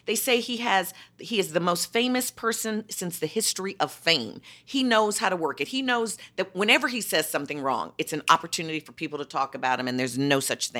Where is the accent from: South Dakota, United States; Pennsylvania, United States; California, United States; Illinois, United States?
Illinois, United States; Chicago; That's my hometown, Chicago, well, the Daley Machine.